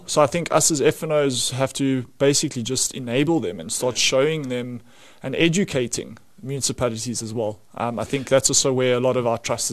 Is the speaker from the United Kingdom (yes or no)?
no; South Africa; as a South African